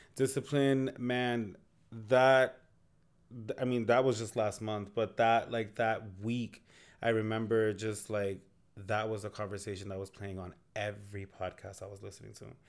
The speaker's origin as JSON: {"language": "English", "town": "Lawrence", "region": "Massachusetts", "country": "United States", "said": "we're from Lawrence, Massachusetts"}